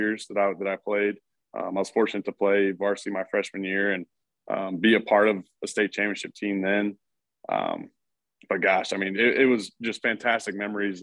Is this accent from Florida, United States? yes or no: no; Houston, Texas, United States; moved away as an adult; also born or lived in Madison, Wisconsin; now in Wisconsin, United States; I'm originally from Houston, Texas, played football for Katy High School in Katy, Texas, which is a suburb of Houston